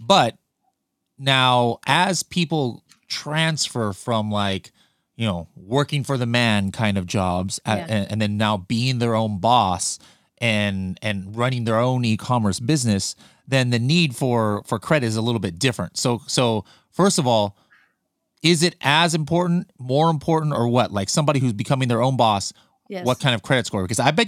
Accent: Fountain Valley, California, United States; born there; where I was born in Fountain Valley Hospital.

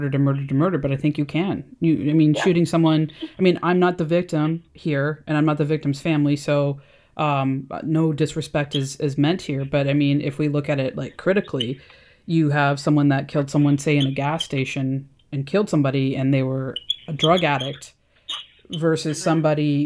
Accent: Canada; I'm Canadian

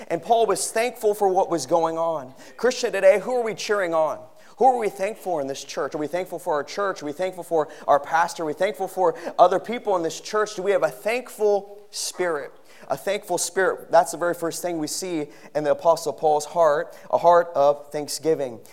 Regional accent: Philippines; moved away; growing up in the Philippines

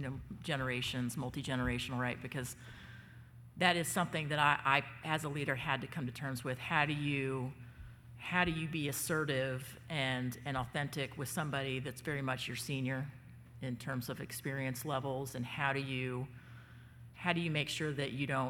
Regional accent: Southeast, United States; I grew up in the Southeast

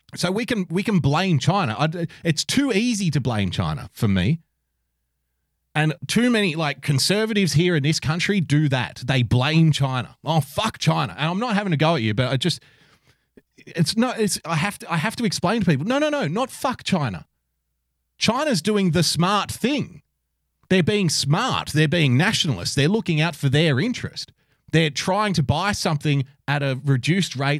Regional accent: Sydney, New South Wales, Australia; also born or lived in a country town; I was born in a country town, but I was raised in Sydney. And I moved to Sydney at a very young age

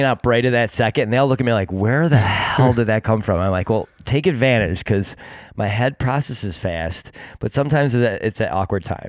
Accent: Greece, New York, United States; we both grew up in the Greece, each same town

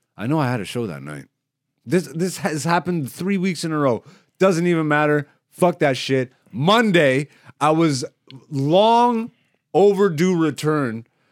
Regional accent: Canada; we end up going to the States as Canadian comedians

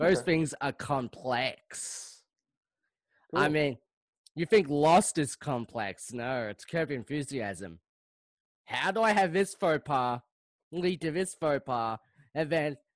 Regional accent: Moorabbin, Victoria, Australia; I'm from Australia, mate. I'm from Australia, mate. Born and raised.

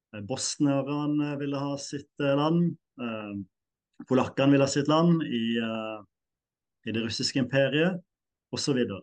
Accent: Norway; jeg er nordmann, definitivt.

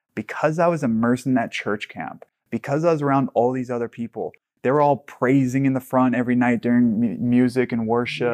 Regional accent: Hawaii, United States; I grew up in Hawaii

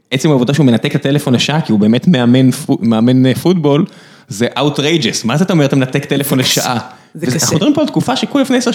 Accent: Beersheba, Southern District, Israel; גם אני מבאר שבע

